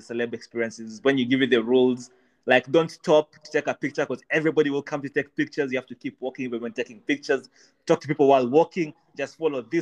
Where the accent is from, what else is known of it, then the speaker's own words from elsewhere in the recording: Uganda; also born or lived in Kenya; now in United Kingdom; I grew up in Uganda